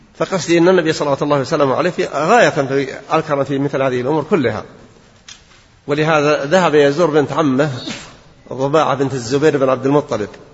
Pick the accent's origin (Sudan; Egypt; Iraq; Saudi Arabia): Saudi Arabia; Najd; عندنا في نجد